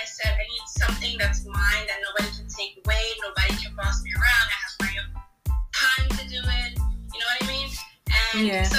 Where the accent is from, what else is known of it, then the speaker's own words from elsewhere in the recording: New York City, New York, United States; I'm from Bronx, New York. Usually cater for small events or the holidays. I'm in the tri-state area.